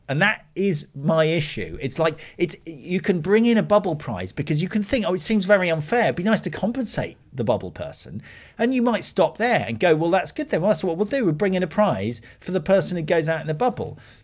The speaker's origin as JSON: {"language": "English", "country": "United Kingdom", "said": "being British"}